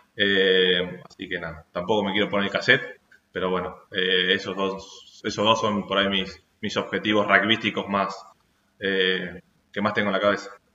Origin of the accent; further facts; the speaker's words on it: Argentina; somos argentinos